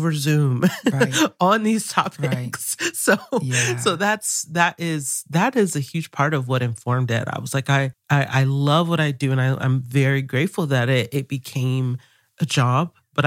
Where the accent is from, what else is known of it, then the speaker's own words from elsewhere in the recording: the South, United States; I grew up here in this particular part of the U.S. and I grew up in the South